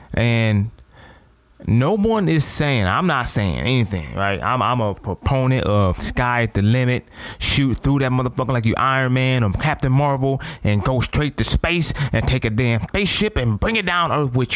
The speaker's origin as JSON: {"language": "English", "town": "Toledo", "region": "Ohio", "country": "United States", "said": "I'm from Toledo, Ohio."}